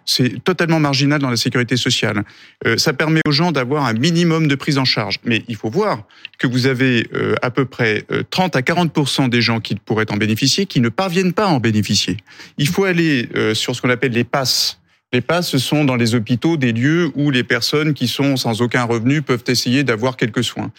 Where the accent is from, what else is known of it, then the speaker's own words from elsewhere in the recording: Nantes, Pays de la Loire, France; je viens d'un quartier de Nantes qui s'appelle Bellevue